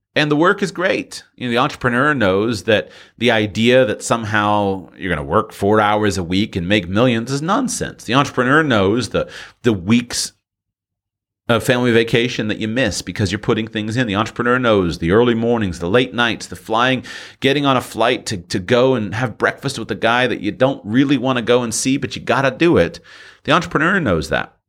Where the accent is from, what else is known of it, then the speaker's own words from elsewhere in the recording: United States; go back to the United States